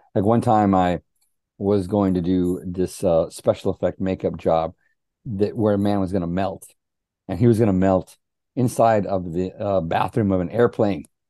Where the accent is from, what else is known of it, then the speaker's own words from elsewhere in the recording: Helotes, Texas, United States; growing up in Helotes, Texas